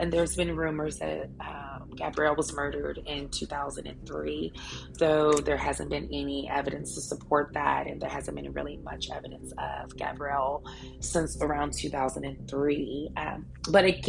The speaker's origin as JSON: {"language": "English", "town": "Montgomery", "region": "Alabama", "country": "United States", "tie": "born or raised there", "said": "rural spaces, like myself from Alabama, born and raised in Montgomery, Alabama"}